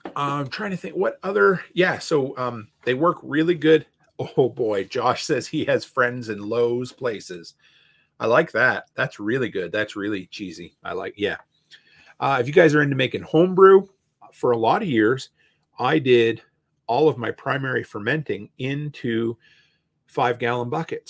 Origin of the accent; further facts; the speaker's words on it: Canada; also born or lived in Alberta; me being a Canadian